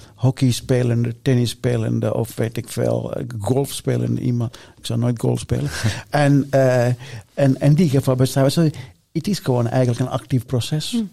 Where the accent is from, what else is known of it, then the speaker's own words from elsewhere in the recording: Sri Lanka; now in Netherlands; ik ben geboren in Sri Lanka